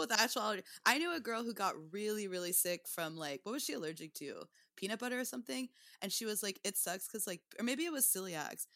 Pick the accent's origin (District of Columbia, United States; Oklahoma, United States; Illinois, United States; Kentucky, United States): Oklahoma, United States; Tulsa; also born or lived in Portland, Oregon; now in New York, United States; I'm from Tulsa, Oklahoma, and then I started comedy in Portland, and then I've been in New York for, like, uh, since two thousand thirteen.